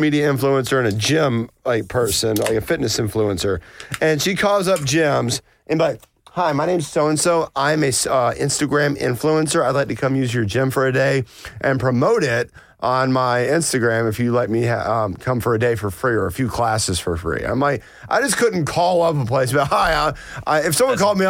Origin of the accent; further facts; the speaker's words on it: Blairsville, Georgia, United States; moved away; I was in Blairsville, my hometown, up in North Georgia